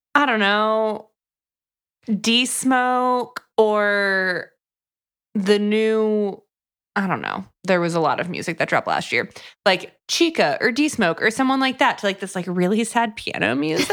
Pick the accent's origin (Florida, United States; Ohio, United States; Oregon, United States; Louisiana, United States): Florida, United States; Tampa; moved away; I grew up coastal.